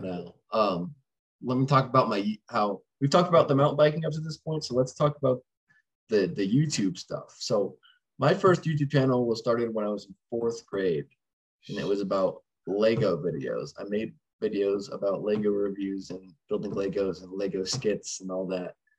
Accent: Rogers, Arkansas, United States; I was born in Rogers, which is right next to Bentonville um, and pretty much grew up there, just in the cities around, moving over time, and still live here today

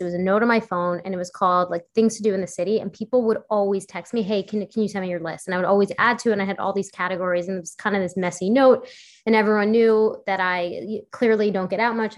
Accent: New York City, New York, United States; I grew up on the Upper West Side

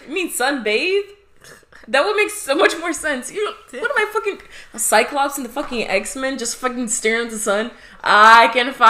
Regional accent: Midwest, United States; moved away; I'm from the Midwest

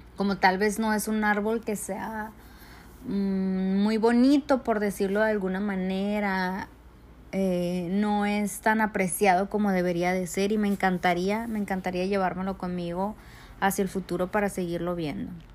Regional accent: Mexico City, Mexico; mi familia y yo somos de la Ciudad de México

